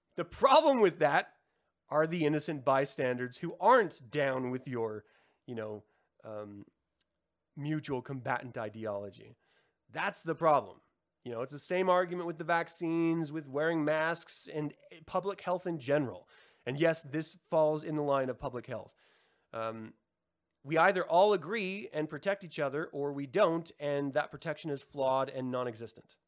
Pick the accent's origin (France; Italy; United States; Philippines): United States; we've been poisoned as an American society